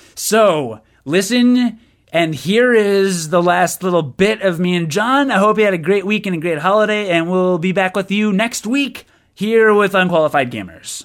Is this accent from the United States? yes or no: no; United Kingdom; I am British